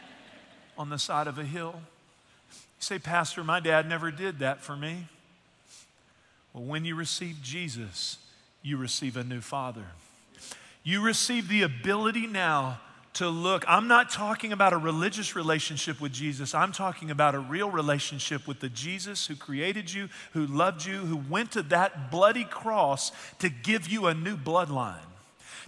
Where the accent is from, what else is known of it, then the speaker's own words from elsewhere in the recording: East Texas, United States; I'm from East Texas